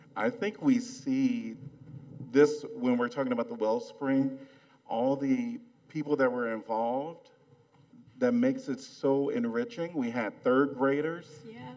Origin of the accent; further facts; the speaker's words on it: Chicago, Illinois, United States; now in Iowa City, United States; I'm from Chicago